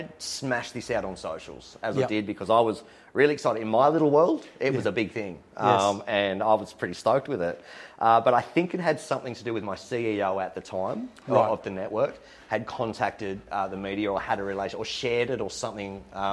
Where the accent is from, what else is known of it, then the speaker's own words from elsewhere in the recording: Newcastle, New South Wales, Australia; now in Sydney, Australia; I'm not from Sydney. I'm from Newcastle. I moved to Sydney, ended up in the eastern suburbs.